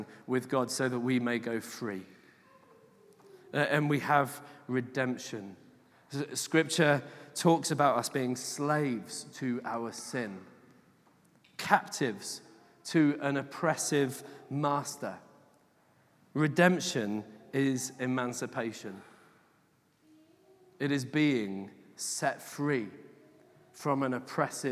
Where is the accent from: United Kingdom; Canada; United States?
United Kingdom; England; I'm English